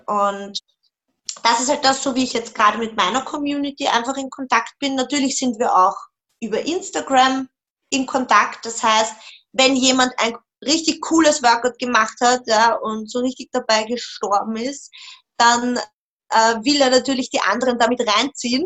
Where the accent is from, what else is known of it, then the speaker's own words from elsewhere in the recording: Vienna, Austria; Ich komme aus Wien